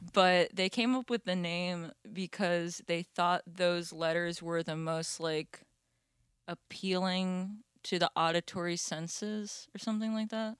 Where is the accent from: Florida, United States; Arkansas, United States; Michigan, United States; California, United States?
Florida, United States; I grew up in Florida